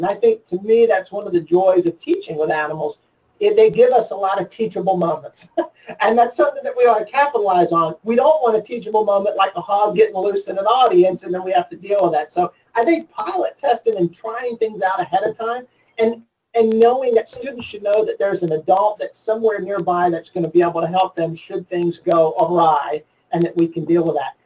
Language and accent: English; Maryland, United States; I grew up in Maryland